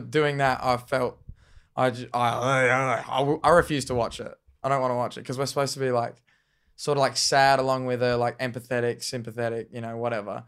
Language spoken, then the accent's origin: English; Murray Bridge, South Australia, Australia; moved away; a South Australian Murray Bridge where I'm from, my hometown